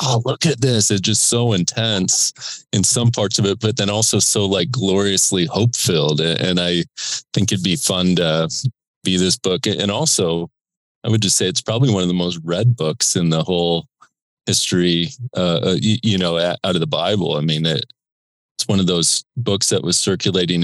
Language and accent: English; Indiana, United States; also born or lived in Australia; when you grew up in Indiana with a dad who was a starter on that team, played for Bobby Knight, like I grew up going to games